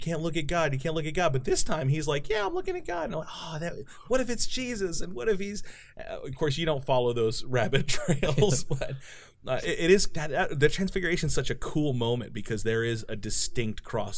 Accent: Nashville, Tennessee, United States; I was born in Nashville, Tennessee

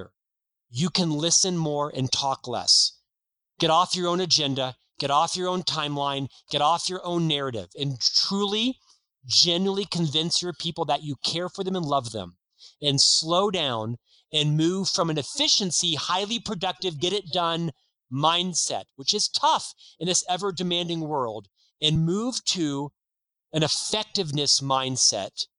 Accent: Orlando, Florida, United States; moved away as an adult; now in Utah, United States; I'm actually from Orlando, Florida.

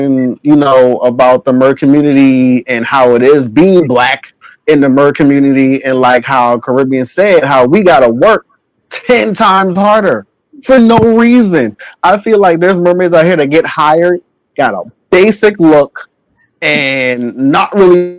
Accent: Charleston, South Carolina, United States; I grew up in Charleston, South Carolina

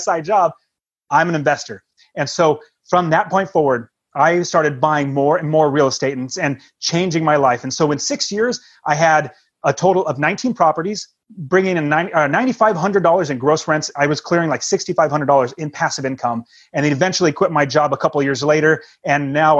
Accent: West Coast, United States; we're from the West Coast

